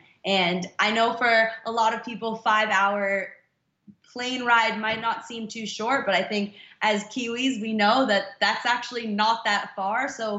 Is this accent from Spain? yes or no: no; Los Angeles, California, United States; now in Orlando, United States; I am a Kiwi, and with the Football Ferns in sport, I feel very much a New Zealander. Obviously, you can hear from my accent that I was born and raised in Los Angeles. My parents are in Los Angeles